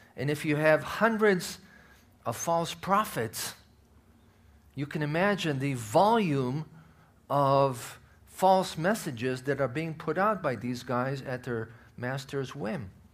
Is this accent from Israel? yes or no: yes; Israel; moved away; I'm from Israel